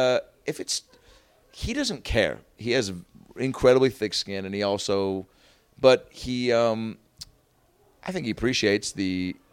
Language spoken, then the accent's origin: English; Seattle, Washington, United States; moved away; I'm from Seattle